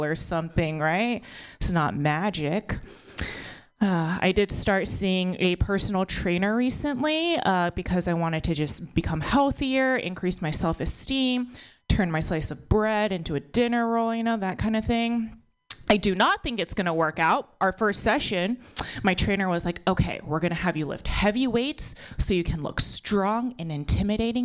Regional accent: United States; born or raised there

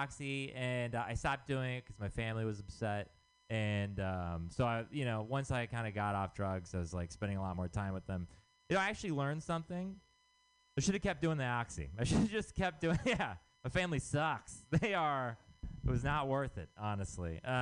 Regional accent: Texas, United States; moved away; I'm from Texas

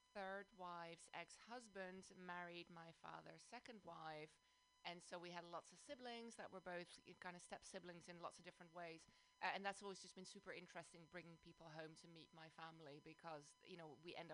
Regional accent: Amsterdam, North Holland, Netherlands; also born or lived in London, United Kingdom; now in South Bay, United States; I live in the South Bay, but I'm originally from Amsterdam, the Netherlands, and then I also spend some years of my life in London, UK.

